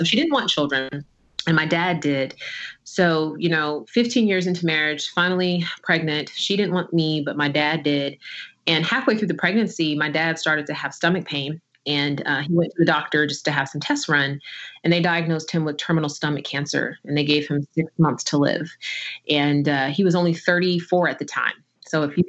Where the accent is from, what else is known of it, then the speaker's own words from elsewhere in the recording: New Jersey, United States; I was born in the summer of 1982 in New Jersey